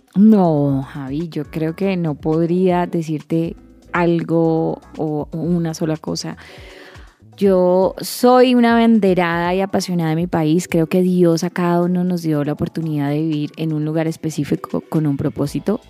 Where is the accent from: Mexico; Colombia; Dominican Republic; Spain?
Colombia; Cali, Valle del Cauca; mi tierra natal, Cali